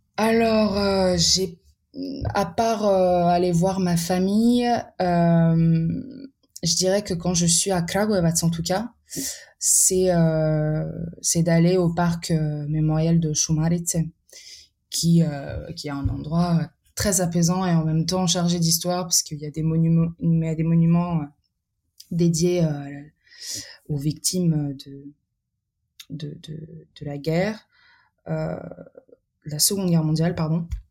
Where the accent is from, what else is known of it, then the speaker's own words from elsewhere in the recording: Paris, Île-de-France, France; also born or lived in Serbia; je suis née en France en 1998 et mes parents sont venus en 91 ou en 92